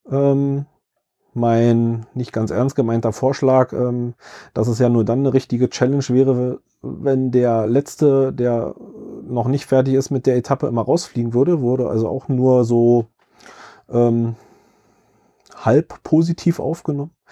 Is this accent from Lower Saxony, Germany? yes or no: no; Berlin, Germany; Ich selbst kann als Berliner mich da so ein bisschen noch mit in das Buch reinversetzen, weil das Buch größtenteils in Berlin spielt.